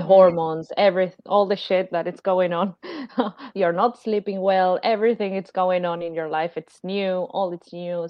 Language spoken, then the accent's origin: English; Argentina; I'm from Argentina